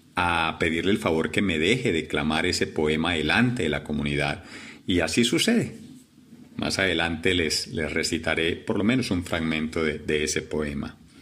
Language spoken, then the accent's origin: Spanish; La Virginia, Risaralda, Colombia; now in Medellín, Colombia; Nací en la Virginia Rizaralda, en un hogar muy humilde, Jaime Humberto y María Rosalba, mis padres, del campo